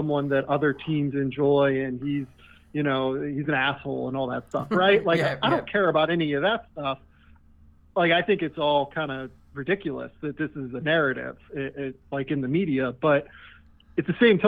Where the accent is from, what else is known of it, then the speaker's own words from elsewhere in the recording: Pittsburgh, Pennsylvania, United States; moved away; I'm from Pittsburgh originally